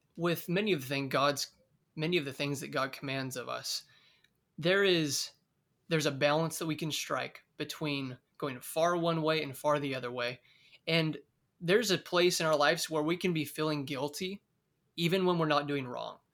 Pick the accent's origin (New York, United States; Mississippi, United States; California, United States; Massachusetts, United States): California, United States; Oakdale; moved away as an adult; now in Bakersfield, United States; I'm originally from Oakdale, California, and recently, about two years ago, I moved to Bakersfield, California